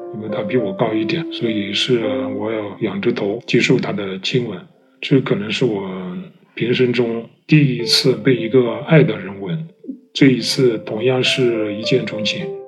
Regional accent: Hunan, China; 我是湖南人，我是一个四十多岁的中年同性恋者

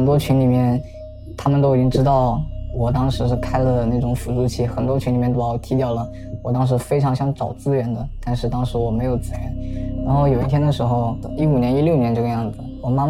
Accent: Zhejiang, China; 我今年二十岁，我是浙江人，目前从事是销售职业。

